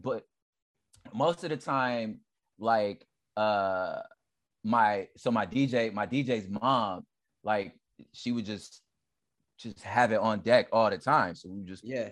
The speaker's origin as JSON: {"language": "English", "town": "Los Angeles", "region": "California", "country": "United States", "tie": "born or raised there", "also_born_or_lived": "San Gabriel Valley, California / Inland Empire, California", "said": "I was born in South Central LA. Okay. Uh, on the east side for those that are experts of the city. Um, mm-hmm. So I'm from the east side"}